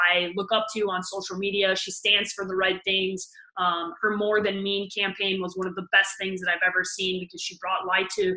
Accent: Chicago, Illinois, United States; I'm a Chicagoan

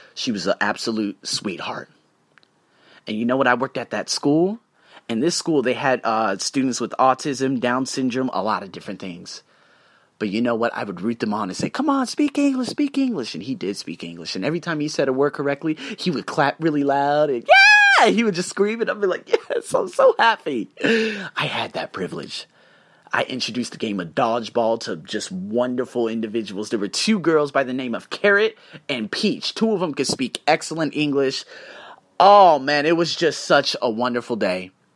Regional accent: Las Vegas, Nevada, United States; moved away; I'm from Las Vegas

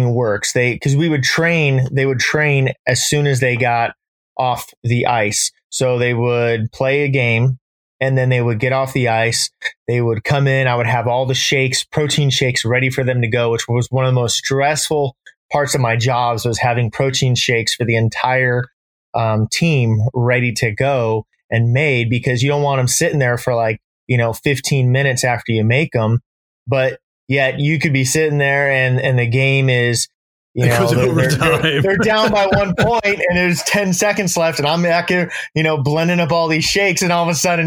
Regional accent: Orange County, Southern California, United States; also born or lived in Midwest / San Francisco, California; now in Monterey, United States; I grew up in Southern California, joined the military when I was 18

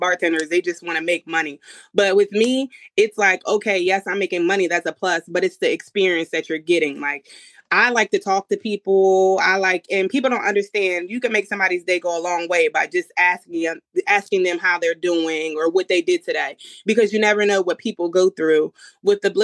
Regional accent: New Jersey, United States; I live in a Giants household because we're from New Jersey originally

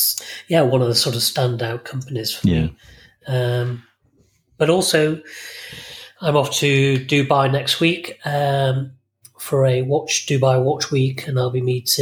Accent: Bolton, North West England, United Kingdom; now in Isle of Man; I was brought up in Bolton and on the outskirts of Bolton.

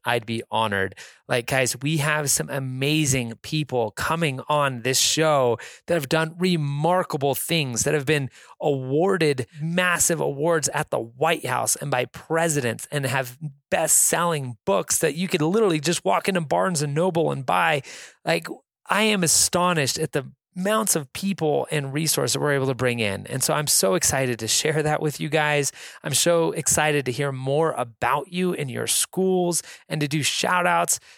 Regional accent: Reno, Nevada, United States; I'm from Reno, Nevada

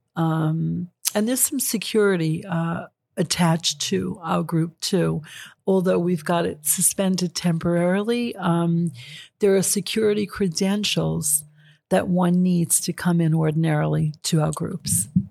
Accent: New York City, New York, United States; I grew up in Astoria, Queens

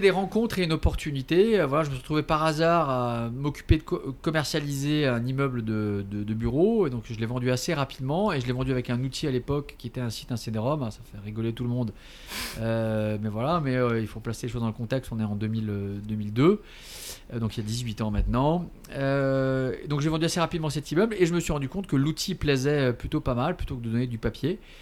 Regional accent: Paris, Île-de-France, France; born or raised there; also born or lived in Alsace

